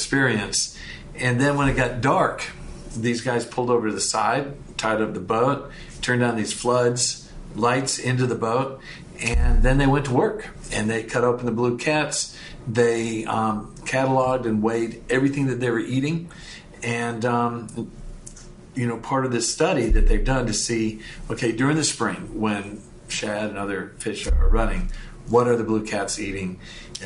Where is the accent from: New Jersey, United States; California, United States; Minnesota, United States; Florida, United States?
Minnesota, United States; we've got a place where I grew up on in Minnesota, Lake Mille Lacs